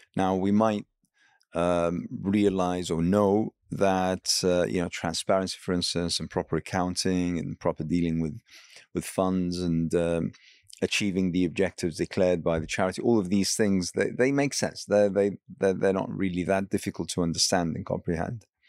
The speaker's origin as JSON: {"language": "English", "country": "Iraq", "said": "I hail from Iraq"}